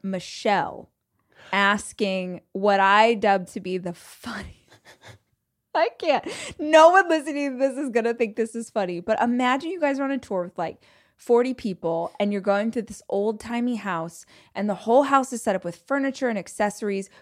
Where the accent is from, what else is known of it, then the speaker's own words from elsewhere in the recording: Southern California, United States; If you are born and raised in California, Southern California